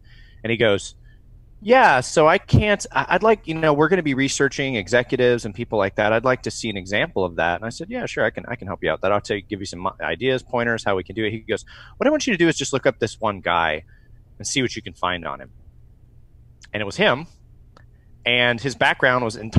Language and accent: English; United States; being an American